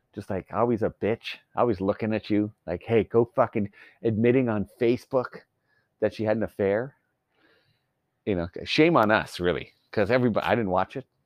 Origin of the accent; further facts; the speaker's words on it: Canada; I'm Canadian.